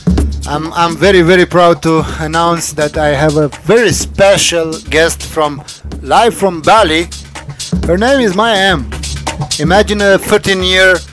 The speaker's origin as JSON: {"language": "English", "town": "Baku", "country": "Azerbaijan", "tie": "born or raised there", "said": "here in Baku, in my hometown"}